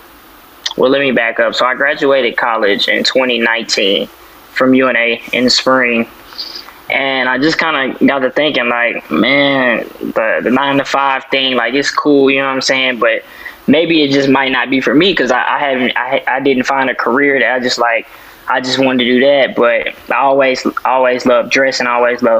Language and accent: English; Florence, Alabama, United States; I'm actually from Florence, Alabama, which is about an hour away from Huntsville.